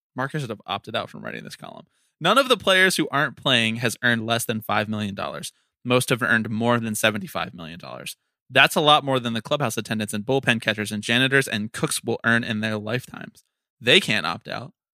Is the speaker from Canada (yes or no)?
no; Philadelphia, Pennsylvania, United States; my hometown 215